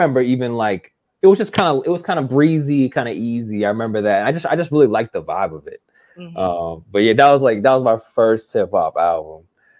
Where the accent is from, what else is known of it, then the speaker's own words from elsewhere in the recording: Boston, Massachusetts, United States; I'm from the Boston area originally, and my parents are from like New York. My mom's from like Queens specifically